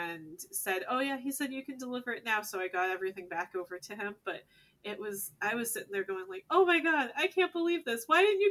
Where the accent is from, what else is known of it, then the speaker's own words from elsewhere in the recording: Northeast, United States; now in San Diego, United States; We're actually from the East Coast to the Northeast